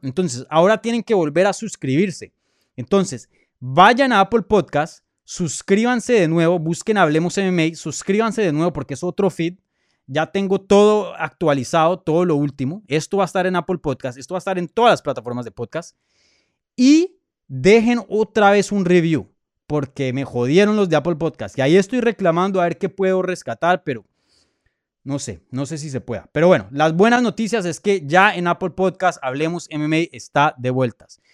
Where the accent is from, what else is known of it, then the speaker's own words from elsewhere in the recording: Colombia; Soy colombiano